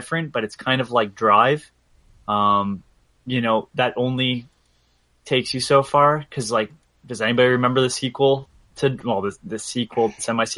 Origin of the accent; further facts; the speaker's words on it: Canada; as a Canadian